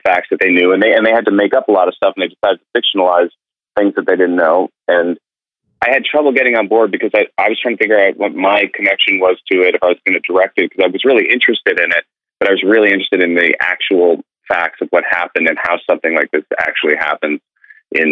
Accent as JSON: {"language": "English", "town": "New York City", "region": "New York", "country": "United States", "tie": "born or raised there", "said": "I grew up in New York"}